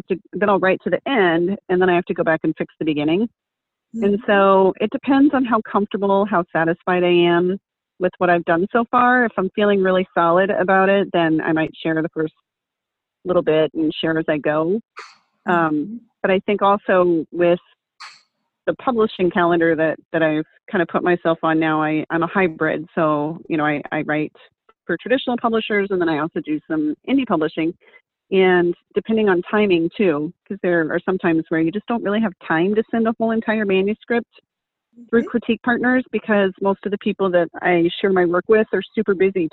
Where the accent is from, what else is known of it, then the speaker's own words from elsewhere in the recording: Texas, United States; I grew up in Texas.